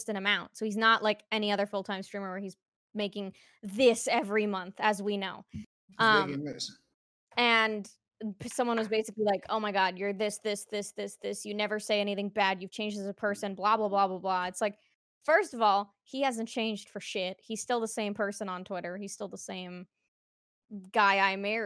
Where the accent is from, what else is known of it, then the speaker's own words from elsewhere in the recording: Canada; I'm Canadian